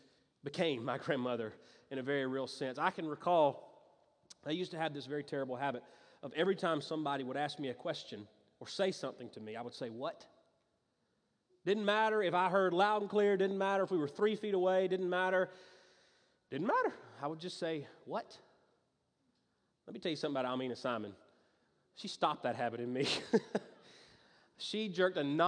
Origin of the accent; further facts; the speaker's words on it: Greenville, South Carolina, United States; moved away; I grew up in Greenville in the upstate, lived on a street called Lowell Water Road